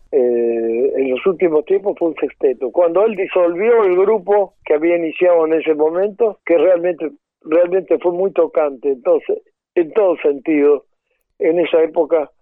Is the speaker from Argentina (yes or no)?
yes; Concordia, Entre Ríos, Argentina; moved away; en mi pueblo, en Concordia